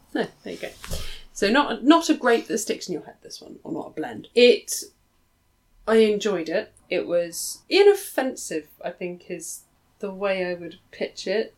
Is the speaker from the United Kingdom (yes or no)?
yes; England, United Kingdom; as an English person, as a woman